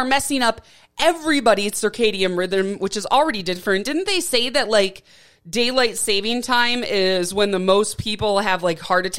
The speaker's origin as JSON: {"language": "English", "town": "Milwaukee", "region": "Wisconsin", "country": "United States", "tie": "born or raised there", "also_born_or_lived": "Flint, Michigan", "moved": "yes", "lives_now": "Tucson, United States", "said": "when I was growing up in Wisconsin"}